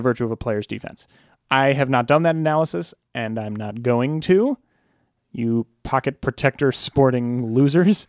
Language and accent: English; Alexandria, Virginia, United States; my hometown of Alexandria, Virginia